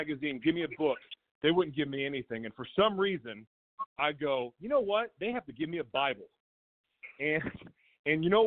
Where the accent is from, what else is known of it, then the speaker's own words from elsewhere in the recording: Oklahoma, United States; I grew up in Oklahoma